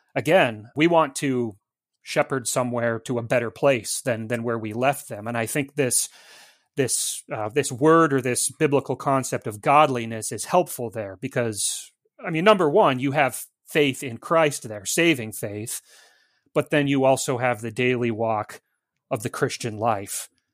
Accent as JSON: {"language": "English", "region": "Montana", "country": "United States", "moved": "as an adult", "lives_now": "Mount Pleasant, United States", "said": "I'm from Montana, like Zelwyn, and, uh, I happily and proudly still have the four oh six area code on my cell phone"}